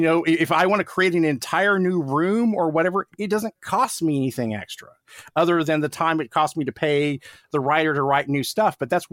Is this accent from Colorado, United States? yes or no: no; Tulsa, Oklahoma, United States; I grew up in outside of Tulsa, Oklahoma, which is, you know, it's a middle-sized city in Oklahoma, but nothing like being in Los Angeles.